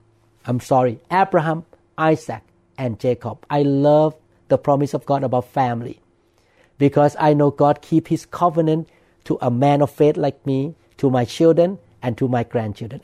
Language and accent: English; Thailand; moved away as an adult; now in United States; when I grew up in Thailand